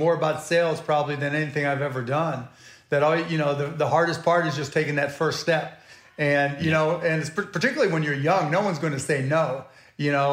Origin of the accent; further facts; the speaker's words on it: Pittsburgh, Pennsylvania, United States; also born or lived in Scott Township, Pennsylvania / Mount Lebanon, Pennsylvania; I was born in Pittsburgh, Pennsylvania, Squirrel Hill, and then moved to Birdland and Scott Township, then Mount Lebanon